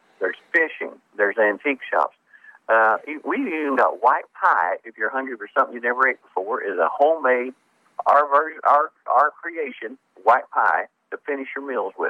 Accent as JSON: {"language": "English", "area": "Rend Lake", "region": "Illinois", "country": "United States", "tie": "born or raised there", "said": "I was born on Ren Lake. My grandma and grandpa, both parents, lived on the edge of Ren Lake."}